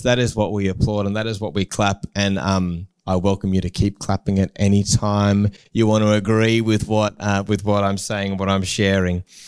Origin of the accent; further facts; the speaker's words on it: Newcastle, New South Wales, Australia; I grew up in Newcastle